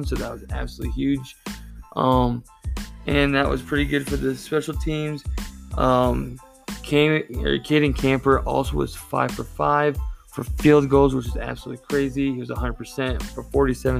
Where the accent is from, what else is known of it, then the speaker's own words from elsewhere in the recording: Iowa, United States; now in Colorado, United States; I am from Iowa. I moved to Colorado